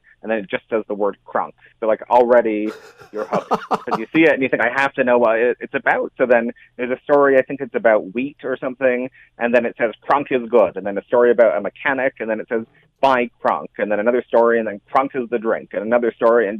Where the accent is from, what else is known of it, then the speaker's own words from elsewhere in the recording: Hamilton, Ontario, Canada; I grew up in Hamilton, and I spent some lovely Saturdays at the downtown library.